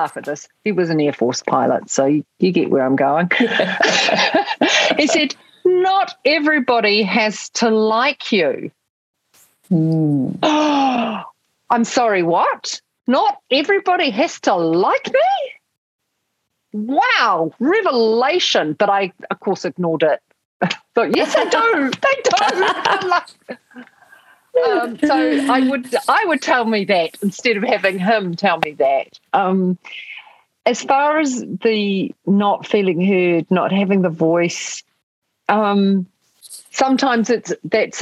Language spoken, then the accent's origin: English; New Zealand